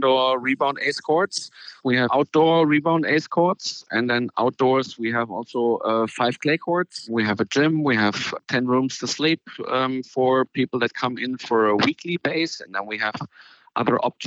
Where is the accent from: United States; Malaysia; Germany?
Germany; Frankfurt, Hesse; Frankfurt's been my hometown. So I grew up here